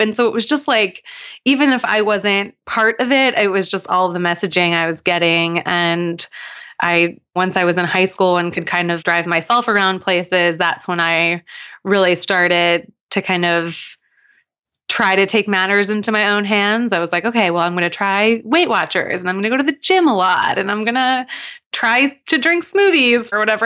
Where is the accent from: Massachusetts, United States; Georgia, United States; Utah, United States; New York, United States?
New York, United States; Long Island; I grew up on Long Island in New York